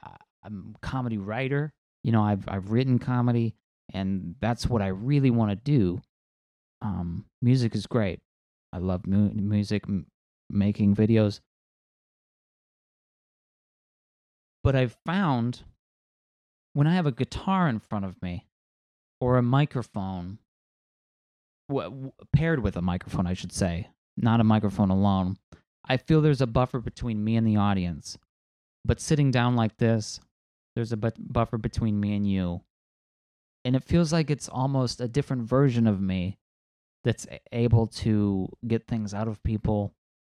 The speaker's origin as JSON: {"language": "English", "region": "Northwest Ohio", "country": "United States", "also_born_or_lived": "Dayton, Ohio", "accent": "Great Lakes accent", "moved": "as an adult", "lives_now": "San Diego, United States", "said": "I am from Northwest Ohio, and I have a bit of what you would call an accent"}